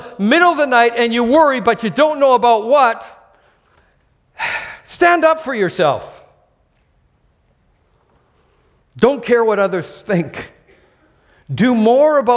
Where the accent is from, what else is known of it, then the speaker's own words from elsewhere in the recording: Canada; now in Singapore; I'm Canadian